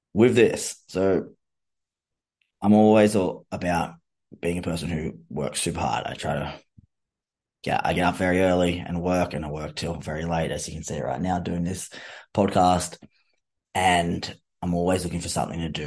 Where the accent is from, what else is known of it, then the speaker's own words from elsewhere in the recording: Australia; being Australian